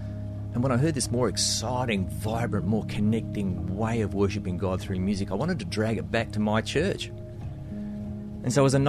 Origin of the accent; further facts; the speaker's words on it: Australia; accent: between Australian and New Zealand; also born or lived in Nashville, United States; now in New Zealand; I'm beaming in to make this podcast from my home in New Zealand, but I'm originally from Australia. That's the accent, somewhere between Australia and New Zealand, I guess.